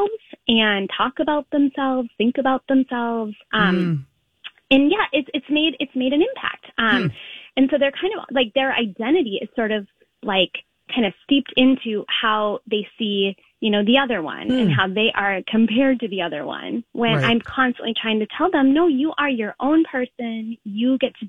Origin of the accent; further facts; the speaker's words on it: St. Paul, Minnesota, United States; also born or lived in Linden Hills, Minneapolis; I grew up in St. Paul and Red Balloon is where my mom would take me when I was a little girl.